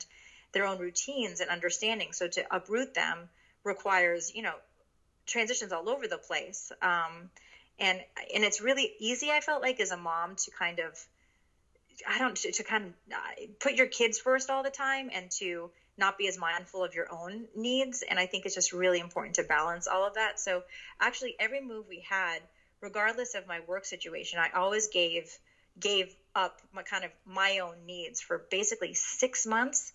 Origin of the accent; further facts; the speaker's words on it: New York City, New York, United States; first language Japanese; English is a second language; moved away as an adult; also born or lived in Connecticut / Hong Kong / Shanghai; I grew up in this area predominantly between New York City and Connecticut. And I am the product of a Japanese immigrant. So at home, we were very culturally and linguistically Japanese. So Japanese is my first language